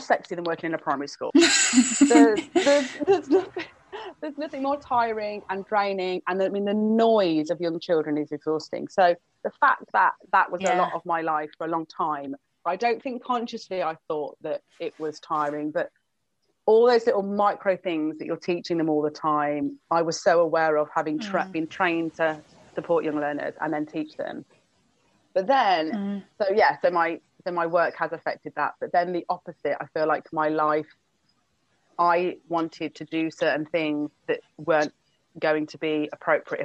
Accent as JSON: {"language": "English", "country": "United Kingdom", "lives_now": "Brighton, United Kingdom", "said": "because I'm British"}